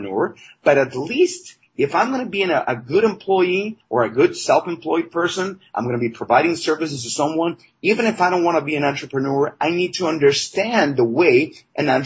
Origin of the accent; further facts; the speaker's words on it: Mexico; I was raised in Mexico